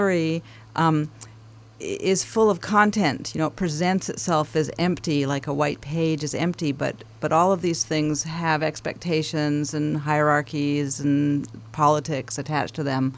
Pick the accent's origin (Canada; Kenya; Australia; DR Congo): Canada; Vancouver, British Columbia; in Vancouver, where I grew up, in Canada